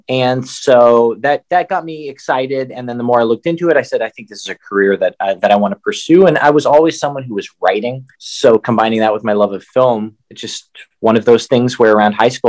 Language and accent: English; Tulsa, Oklahoma, United States; moved away as an adult; I grew up in Tulsa, Oklahoma